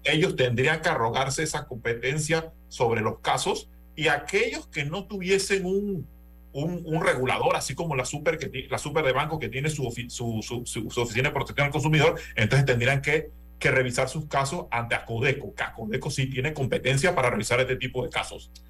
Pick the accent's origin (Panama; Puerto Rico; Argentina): Panama; estamos en Panamá